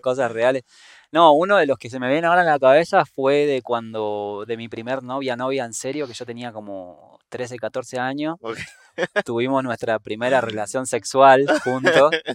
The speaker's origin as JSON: {"language": "Spanish", "region": "Buenos Aires", "country": "Argentina", "also_born_or_lived": "Patagonia / Antigua Guatemala", "moved": "as an adult", "lives_now": "Guatemala", "said": "viviendo en Guate, que vi muchos contrastes desde donde yo soy, de Buenos Aires, Argentina"}